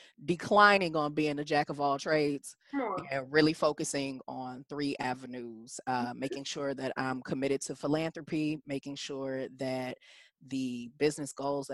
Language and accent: English; Detroit, Michigan, United States; now in Houston, United States; I grew up in Detroit. Yeah. I mean, I'm a Detroit girl by being raised. I was born where I live now, which is Houston, Texas.